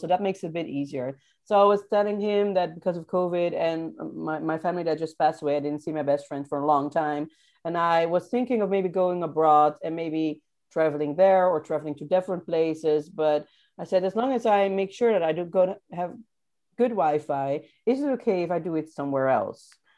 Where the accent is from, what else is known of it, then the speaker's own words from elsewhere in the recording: Rotterdam, South Holland, Netherlands; moved away as an adult; I'm from Rotterdam